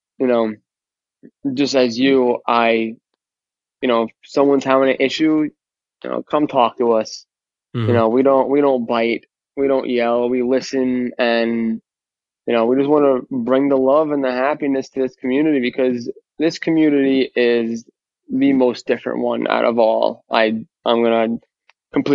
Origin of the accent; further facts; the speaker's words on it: New York, United States; accent: New York; moved away as an adult; now in New Jersey, United States; I grew up in New York I lived in New York for 26 years and I've been a Jersey resident for, I don't know now